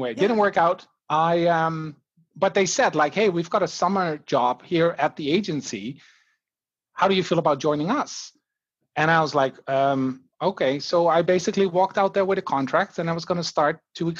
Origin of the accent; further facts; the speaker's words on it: Netherlands; moved away as an adult; now in Canada; I just finished my marketing management degree back in the Netherlands.